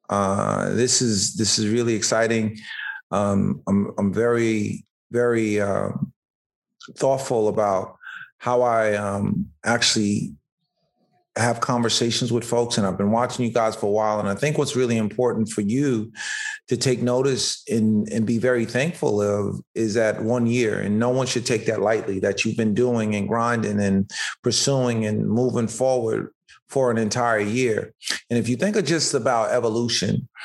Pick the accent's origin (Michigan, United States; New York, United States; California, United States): New York, United States; White Plains; born and raised in White Plains, came up in a very modest upbringing